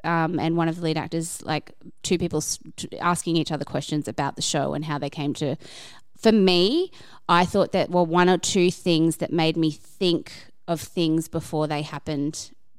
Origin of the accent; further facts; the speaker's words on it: Brisbane, Queensland, Australia; We're all from Brisbane